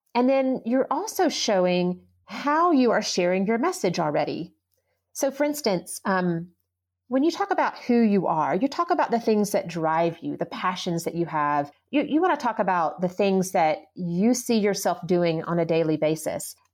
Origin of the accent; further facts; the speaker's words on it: the South, United States; moved away as an adult; now in Colorado, United States; I was born and raised in the South